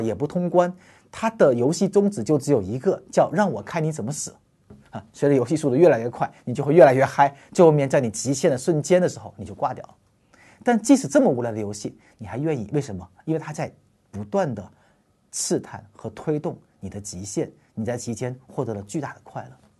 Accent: China; 我们中国人是深深地活在组织和关系价值中间的

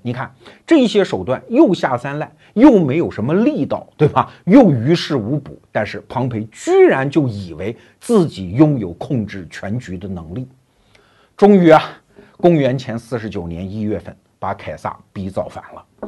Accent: China; 我们中国人

